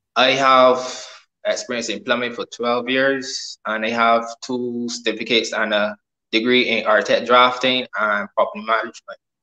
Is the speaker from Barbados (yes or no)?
yes; Barbados; I'm from Barbados.